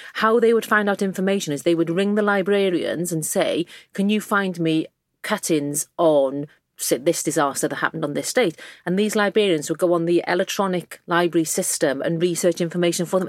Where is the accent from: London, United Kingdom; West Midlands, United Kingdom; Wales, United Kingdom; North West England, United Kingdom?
Wales, United Kingdom; South Wales valleys, United Kingdom; accent: Welsh; moved away; I grew up in the South Wales valleys in a working class mining village